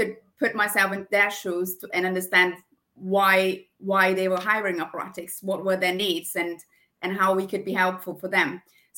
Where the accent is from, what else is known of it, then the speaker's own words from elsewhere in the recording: Brazil; accent: German; English is a second language; now in United Kingdom; So when I moved from Brazil to the UK, I was looking into you know, going into a new career